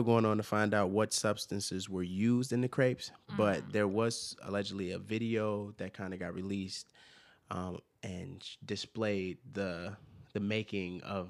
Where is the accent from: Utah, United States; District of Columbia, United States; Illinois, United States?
Illinois, United States; Chicago; I grew up in Chicago.